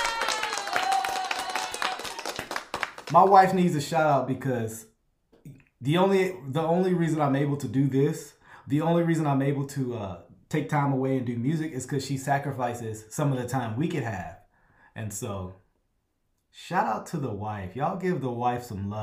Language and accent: English; Louisiana, United States; I'm from Louisiana